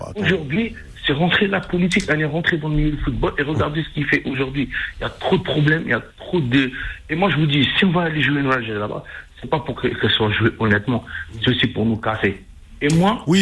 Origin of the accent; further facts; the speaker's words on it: Algeria; en tant qu'Algérien